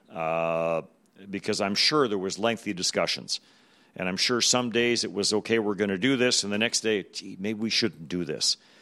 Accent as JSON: {"language": "English", "region": "Manitoba", "country": "Canada", "tie": "born or raised there", "moved": "as an adult", "said": "growing up in Manitoba when the, when the W H A started here"}